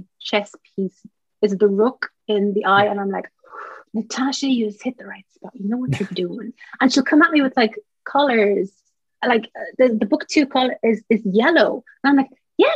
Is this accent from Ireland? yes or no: yes; Ireland; as Irish writers